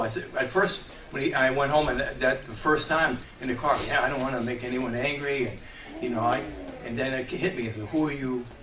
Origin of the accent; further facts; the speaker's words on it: New York metro area, United States; moved away; I was raised in the New York metro area.